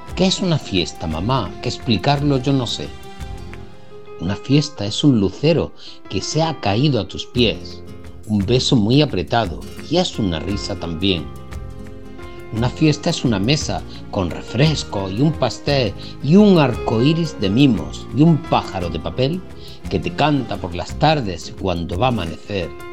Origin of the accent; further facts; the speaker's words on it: San Fernando, Andalusia, Spain; Soy de San Fernando y pertenezco al grupo literario